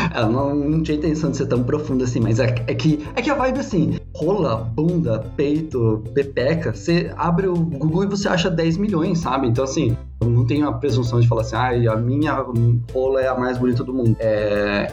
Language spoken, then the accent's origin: Portuguese; Curitiba, Paraná, Brazil; now in São Paulo, Brazil; eu sou de Curitiba, moro aqui em São Paulo